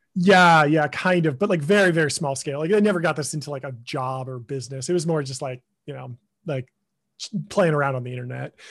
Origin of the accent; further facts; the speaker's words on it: Pasadena, California, United States; I grew up in Pasadena, California.